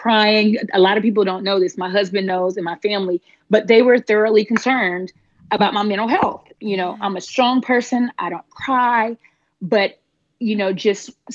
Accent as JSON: {"language": "English", "town": "Panama City", "region": "Florida", "country": "United States", "tie": "born or raised there", "moved": "yes", "lives_now": "Middle Georgia, United States", "said": "I'm originally from Panama City, Florida. So I am a Florida native, and I'm currently living in Middle Georgia"}